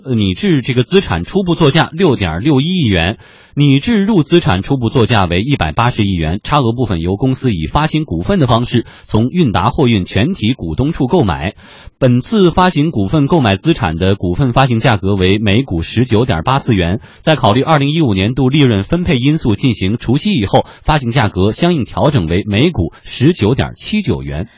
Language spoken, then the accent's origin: Chinese; Yantai, Shandong, China; moved away; 我的老家呢，在山东烟台